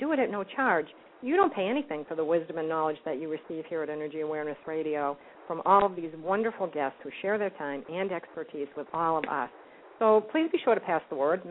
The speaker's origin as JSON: {"language": "English", "region": "Massachusetts", "country": "United States", "said": "I'm from Massachusetts"}